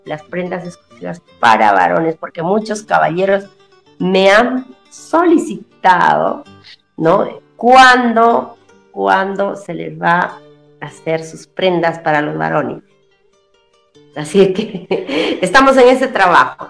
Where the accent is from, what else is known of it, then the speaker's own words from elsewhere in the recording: Huanta, Ayacucho, Peru; now in Tacna, Peru; yo soy de Huanta, del, departamento de, Ayacucho, de la provincia de Huanta, del distrito de Luricocha